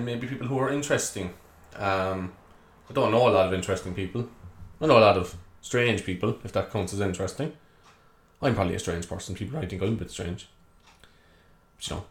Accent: Cork, Munster, Ireland; if you haven't guessed by the accent already, I'm from Cork

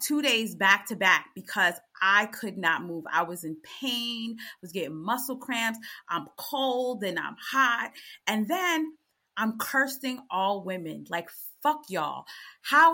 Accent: United States; I'm American

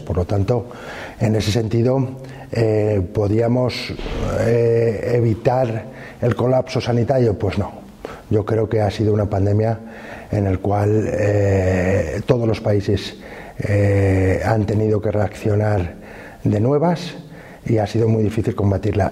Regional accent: Fuentes de Oñoro, Castile and León, Spain; also born or lived in Salamanca / United States / Madrid / Brussels; dejé mi pueblo con nueve años

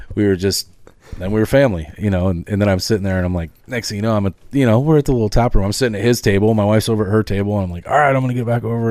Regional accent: Northern California, United States; now in Oregon, United States; I grew up in Northern California with my dad

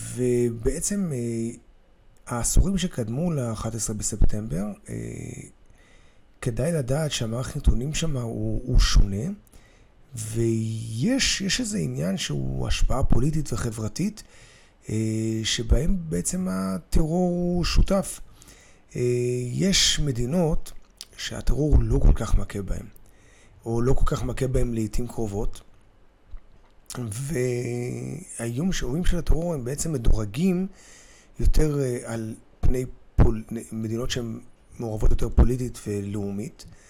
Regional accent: Israel

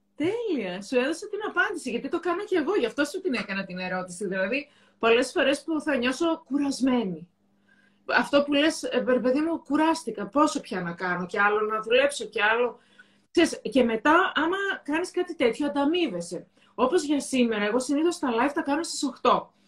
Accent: Thessaloniki, Central Macedonia, Greece; εγώ είμαι από τη Θεσσαλονίκη

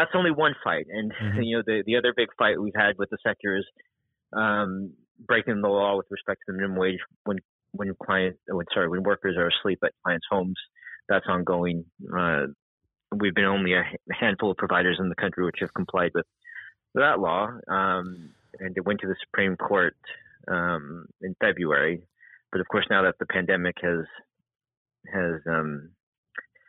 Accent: United States; now in United Kingdom; I'm American

